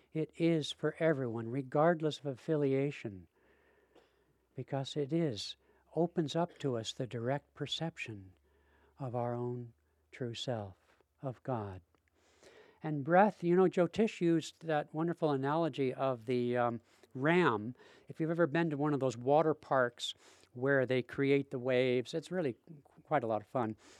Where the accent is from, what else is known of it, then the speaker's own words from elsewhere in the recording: Seattle, Washington, United States; I'm from Seattle